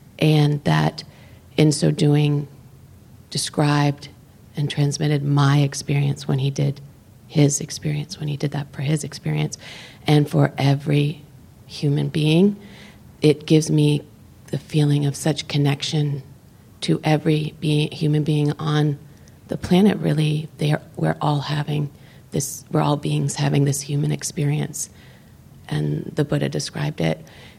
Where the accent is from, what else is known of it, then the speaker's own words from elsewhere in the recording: Redwood City, California, United States; from Redwood City.